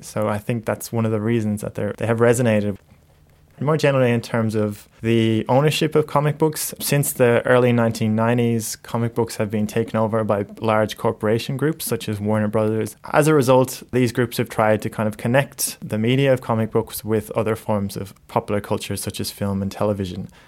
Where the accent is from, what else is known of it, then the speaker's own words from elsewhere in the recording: Ireland; moved away; I grew up in Ireland